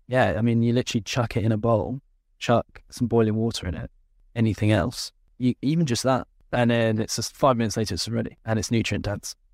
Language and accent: English; Luxembourg; I grew up in Luxembourg